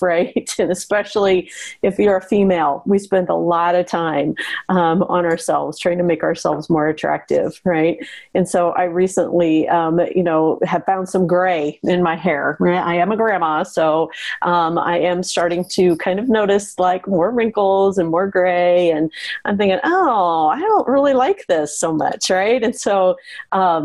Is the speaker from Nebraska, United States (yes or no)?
yes; Western Nebraska, United States; when I was a girl growing up in Western Nebraska